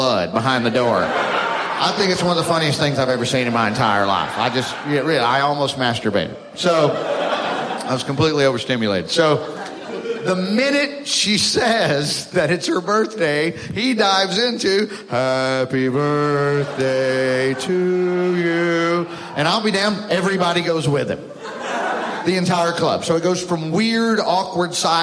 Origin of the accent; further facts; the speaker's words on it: Alabama, United States; I'm from Alabama